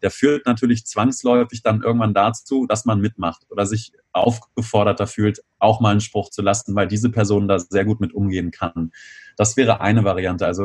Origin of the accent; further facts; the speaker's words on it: Göttingen, Lower Saxony, Germany; now in Bonn, Germany; Ich komme aus der Nähe von Göttingen ursprünglich und ähm, fahre dann nach Hause, nach Bonn wieder